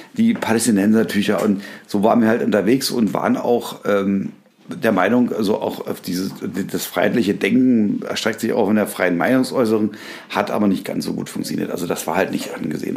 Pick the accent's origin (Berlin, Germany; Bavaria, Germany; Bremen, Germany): Berlin, Germany; ich bin ja in Berlin groß geworden